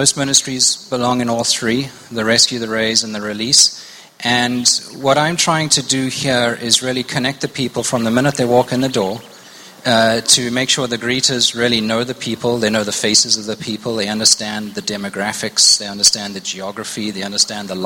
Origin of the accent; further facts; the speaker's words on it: South Africa; moved away as an adult; also born or lived in Zimbabwe; now in United States; I am from Zimbabwe, born in Zimbabwe. Spent most of my formative years in South Africa, and I've been in the States about 17 years